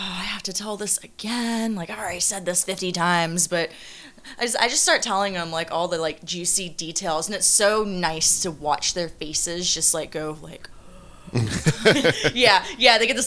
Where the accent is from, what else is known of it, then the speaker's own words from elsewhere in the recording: Orlando, Florida, United States; moved away as an adult; now in Los Angeles, United States; I'm from Orlando